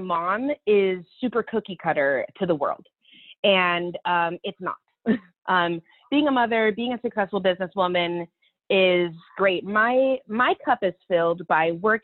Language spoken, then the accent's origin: English; Olympia, Washington, United States; moved away as an adult; now in Utah, United States; We're from the Pacific Northwest